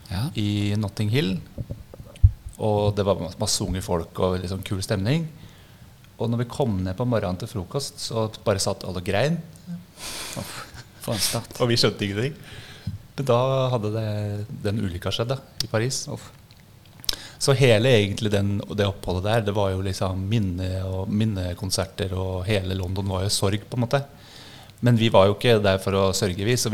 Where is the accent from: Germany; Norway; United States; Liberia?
Norway; Toten, Innlandet; født og oppvokst på Toten. Uh, eh, flytta til byen da jeg var uh, eh, 18.